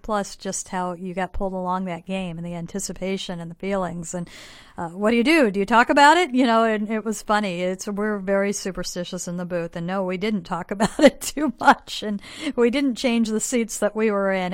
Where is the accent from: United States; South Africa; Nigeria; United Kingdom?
United States; Bloomington, Illinois; moved away as an adult; now in Seattle, United States; I'm from Bloomington Normal